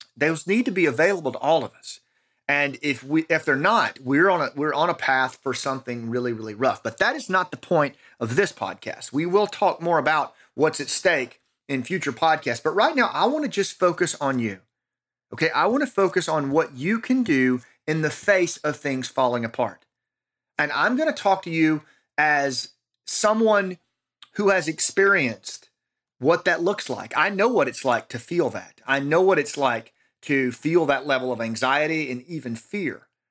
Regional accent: United States; in our own country

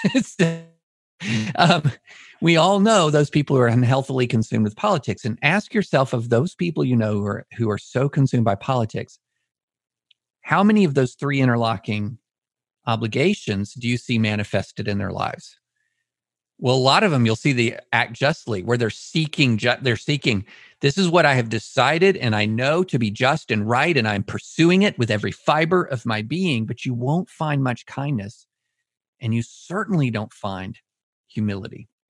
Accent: Auburn, Alabama, United States; also born or lived in Greater Nashville; now in Nashville, United States; I was born in Auburn

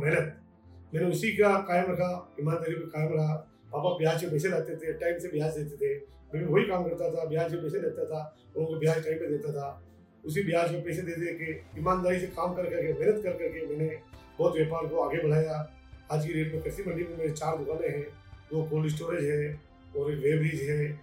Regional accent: Udaipur, Rajasthan, India; मेरा जन्म उदयपुर में हुआ वायु की गड्डी छोटी जगह हुआ हम गली गली घूमते फिरते थे दोस्तों के साथ

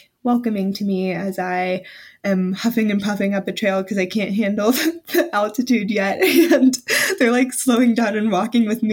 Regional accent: the South, United States; I'm from the South, so I'm not used to extremely cold weather or anything

